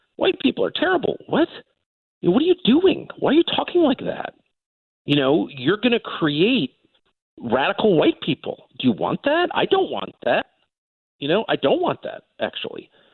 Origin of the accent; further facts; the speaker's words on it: United States; I'm literally American. I have tons of American attitudes. I grew up here